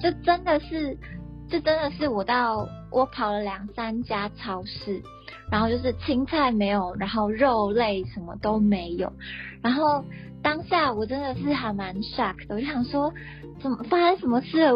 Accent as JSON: {"language": "Chinese", "country": "Taiwan", "moved": "yes", "lives_now": "Japan", "said": "身为一个在外国的台湾人"}